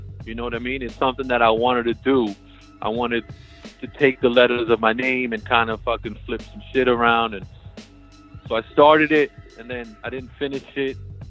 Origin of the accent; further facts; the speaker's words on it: Peru; I was born in Peru. My parents were born in Peru.